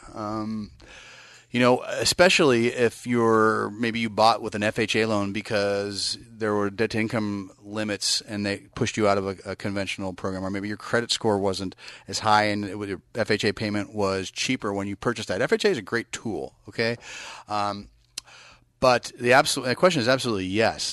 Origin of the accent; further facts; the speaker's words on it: Bay Area, California, United States; I'm from the Bay Area